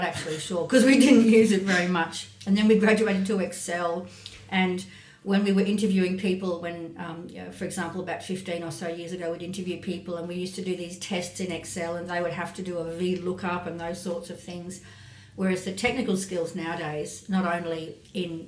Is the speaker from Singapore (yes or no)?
no; North Queensland, Australia; moved away as an adult; also born or lived in Sydney; I grew up in North Queensland, where the career prospects for that sort of thing are obviously relatively narrow